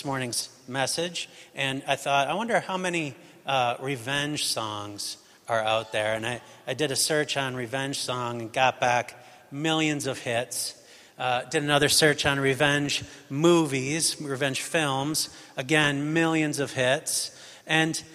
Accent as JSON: {"language": "English", "country": "United States", "moved": "yes", "said": "I'm American"}